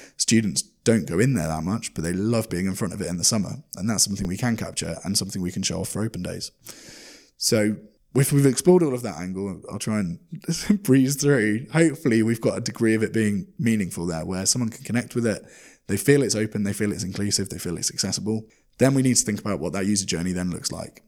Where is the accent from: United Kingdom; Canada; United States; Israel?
United Kingdom; made me feel as a Brit